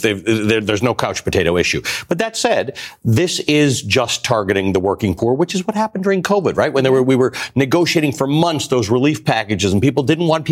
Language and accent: English; Canada; I'm a Canadian